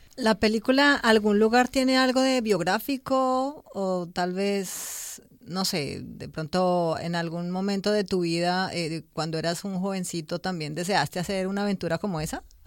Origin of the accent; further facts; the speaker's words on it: Bogotá, Colombia; los bogotanos hablamos muy rápido